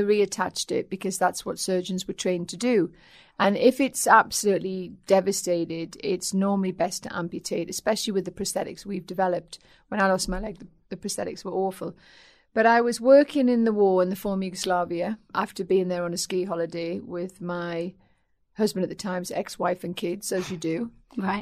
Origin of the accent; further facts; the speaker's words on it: North East England, United Kingdom; accent: Geordie; also born or lived in Aldershot; My dad was in the army, and um, so he was moved up north when I was two